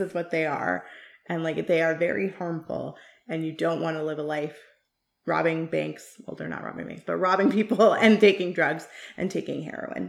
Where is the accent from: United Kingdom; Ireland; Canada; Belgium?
Canada; I am Canadian, but I am also of South Asian descent, and I really battled a lot with that as a, growing up as a kid